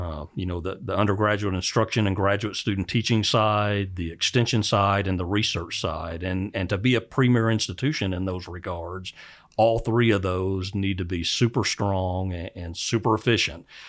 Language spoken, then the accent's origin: English; Oklahoma, United States; moved away; I grew up in Oklahoma